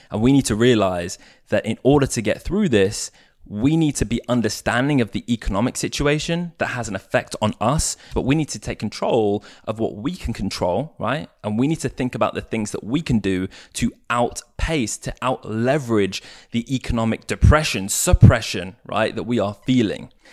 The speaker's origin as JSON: {"language": "English", "country": "United States", "tie": "born there", "accent": "English", "said": "I say us as Americans because I was born in America, right? I sound English, but I was actually born in the US."}